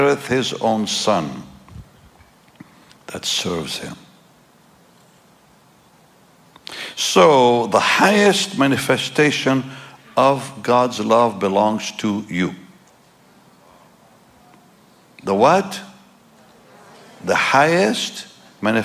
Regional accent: Jaffa, Tel Aviv District, Israel; I'm from there, you know. I'm from that part of the world. I'm from Jaffa. I'm from Israel.

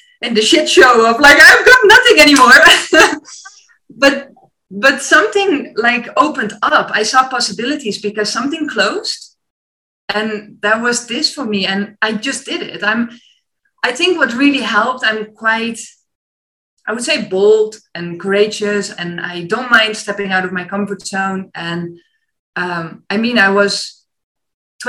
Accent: Netherlands; moved away as an adult; also born or lived in China / France; my mom was in the meantime sending all vacancies from the Netherlands, like, oh, here's a cool teaching job, there you can go teach, all close to my hometown of my parents

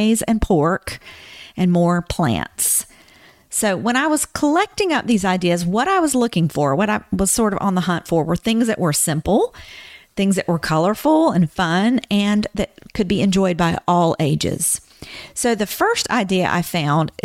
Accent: the South, United States; when I was growing up, I grew up in the South

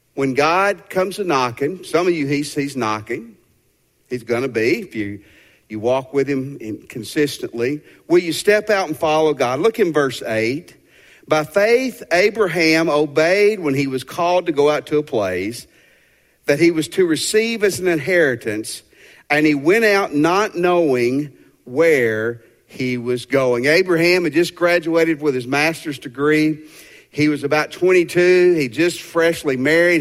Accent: Tennessee, United States; moved away as an adult; also born or lived in Fort Worth, Texas; my parents still lived in Tennessee

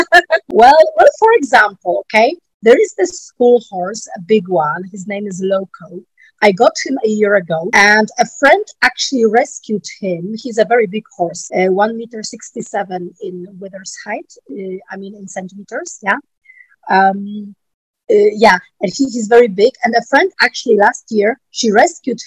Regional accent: Poland; I'm from Poland.

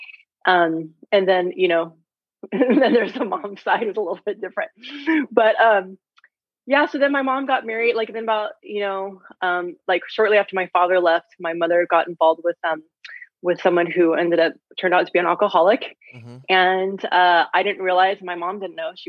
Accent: San Francisco, California, United States; I grew up in San Francisco, born and raised

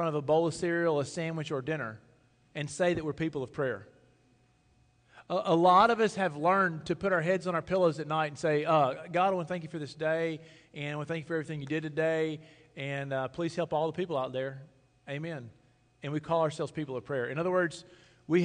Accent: Sugarloaf, Mississippi, United States; I'm from Sugarloaf, Mississippi

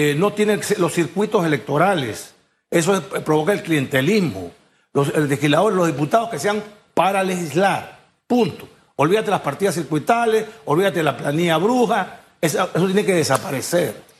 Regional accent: Peru; moved away as an adult; now in Panama; Yo, yo nací en Perú, soy panameño

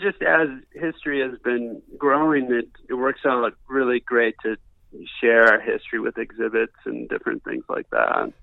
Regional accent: Wisconsin, United States; moved away; I grew up in Wisconsin.

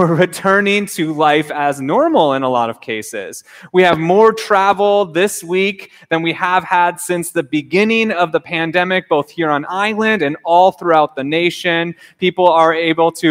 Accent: Minnesota, United States; moved away as an adult; also born or lived in Southern California / Japan; now in Honolulu, United States; I grew up in Minnesota in a small town there

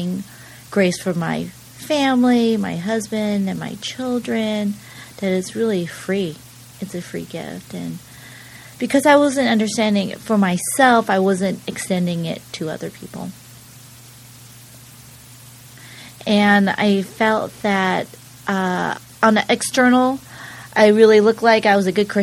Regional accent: San Jose, California, United States; moved away as an adult; also born or lived in Berkeley, California / New York; now in San Diego, United States; I grew up in glamorous San Jose, California.

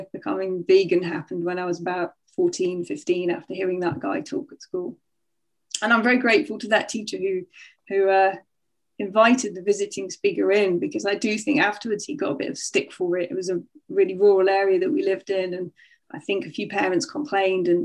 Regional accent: North Nottinghamshire, East Midlands, United Kingdom; also born or lived in Sheffield; when I was seven, we moved from Sheffield to the countryside. We moved to North Nottinghamshire, to a little village.

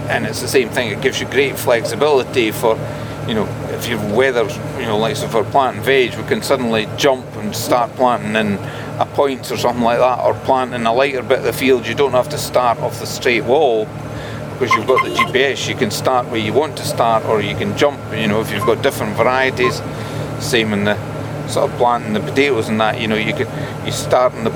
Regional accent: Scotland, United Kingdom

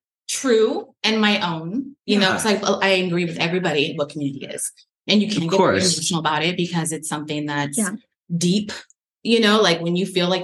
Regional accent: California, United States; accent: Valley girl; also born or lived in Colorado; And then I moved from Colorado to California when I was 2.

